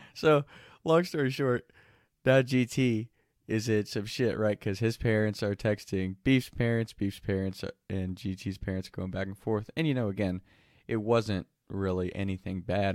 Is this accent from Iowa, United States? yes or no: no; Kentucky, United States; the first friend I ever had growing up in Kentucky